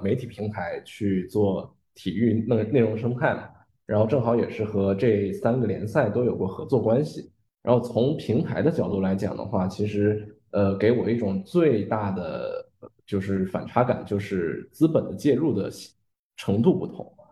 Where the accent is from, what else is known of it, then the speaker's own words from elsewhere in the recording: Qingdao, Shandong, China; 因为我是青岛人